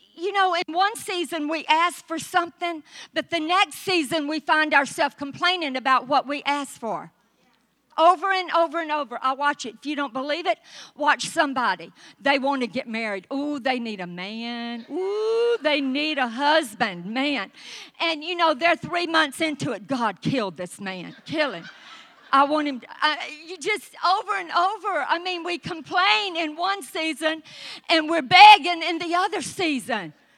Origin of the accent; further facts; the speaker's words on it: the South, United States; accent: southern; my southern accent